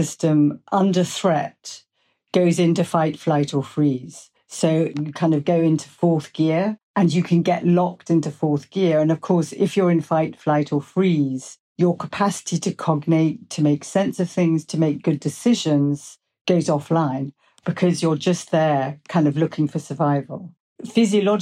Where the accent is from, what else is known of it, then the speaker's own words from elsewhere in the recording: England, United Kingdom; I'm English.